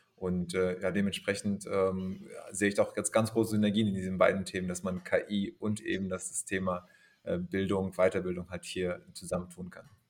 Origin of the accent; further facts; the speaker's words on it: Germany; ich bin aber in Deutschland geboren, aufgewachsen.